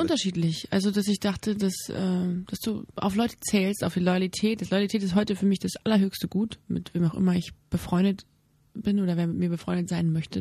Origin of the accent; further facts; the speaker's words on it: Germany; als Mutter und auch als, als Deutsche, als Bürger